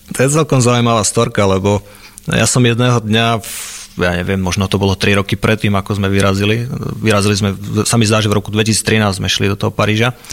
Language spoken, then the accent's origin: Slovak; Liptov, Žilina Region, Slovakia; born or raised there